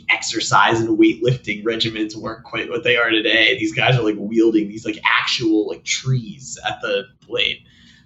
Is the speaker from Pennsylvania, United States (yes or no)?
no; Boston, Massachusetts, United States; I grew up in Boston